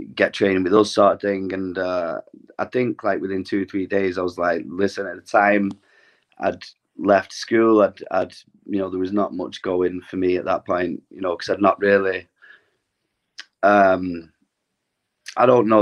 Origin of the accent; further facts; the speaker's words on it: Glossop, East Midlands, United Kingdom; a gym uh, situated in my hometown in Glossop